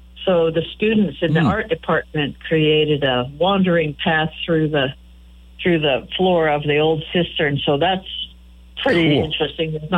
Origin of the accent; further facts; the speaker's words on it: Kearney, Nebraska, United States; moved away as an adult; now in Chadron, United States; I grew up in Buffalo County in the Kearney area, and even as a native Nebraskan